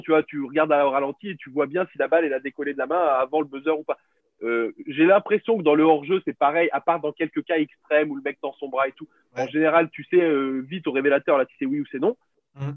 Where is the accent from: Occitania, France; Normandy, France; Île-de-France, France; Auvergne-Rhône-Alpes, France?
Occitania, France; Béziers; j'ai grandi, euh, grandi à Béziers, euh, à côté de Montpellier